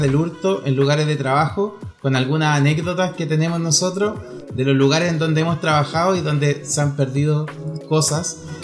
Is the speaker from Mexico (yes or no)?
no; Chile; somos chilenos